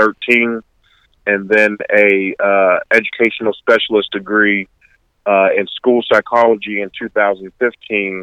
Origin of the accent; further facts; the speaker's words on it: Youngstown, Ohio, United States; I'm from Youngstown, Ohio, Southside, born and raised.